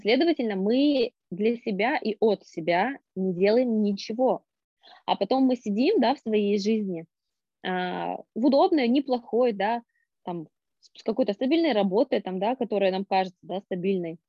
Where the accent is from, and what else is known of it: Norilsk, Krasnoyarsk Krai, Russia; born or raised there